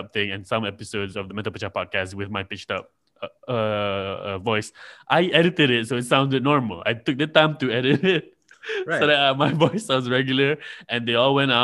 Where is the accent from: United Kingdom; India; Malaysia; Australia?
Malaysia; I'm from Malaysia